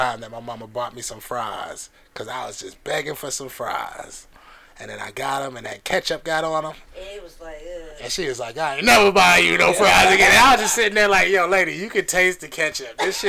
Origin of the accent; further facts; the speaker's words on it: Nuremberg, Bavaria, Germany; born there; In Nürnberg.